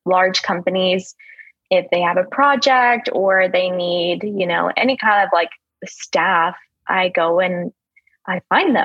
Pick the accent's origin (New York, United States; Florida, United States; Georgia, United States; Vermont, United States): Vermont, United States; moved away as an adult; also born or lived in Mississippi; now in Houston, United States